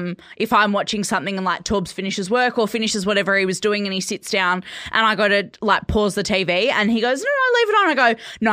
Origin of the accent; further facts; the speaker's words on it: Perth, Western Australia, Australia; moved away; So I grew up in Perth.